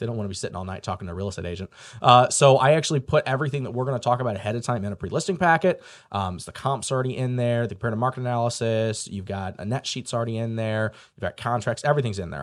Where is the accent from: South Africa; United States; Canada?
United States; St. Louis, Missouri; moved away as an adult; now in Indiana, United States; I grew up in Saint Louis, Missouri